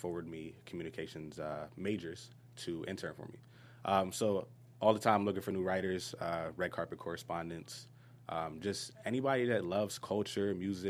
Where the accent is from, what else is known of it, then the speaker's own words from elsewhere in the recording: Harrisburg, Pennsylvania, United States; moved away as an adult; also born or lived in Germany; now in Los Angeles, United States; I'm from Harrisburg, Pennsylvania.